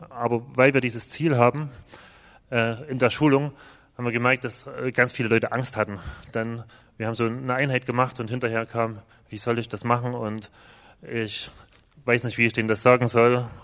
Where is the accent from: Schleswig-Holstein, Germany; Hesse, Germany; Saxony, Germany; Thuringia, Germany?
Saxony, Germany; wir kommen zwar aus Ostdeutschland, aber aus einer sehr frommen Ecke, aus dem Erzgebirge. Das ist schon ähnlich wie hier.